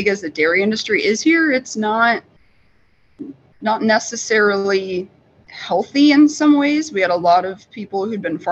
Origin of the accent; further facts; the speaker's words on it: Midwest, United States; moved away as an adult; now in upstate New York, United States; where I grew up in the Midwest